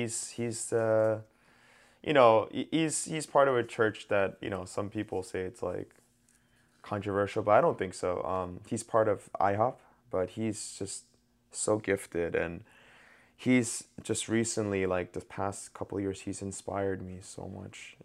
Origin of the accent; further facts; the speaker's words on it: New York, United States; I'm from New York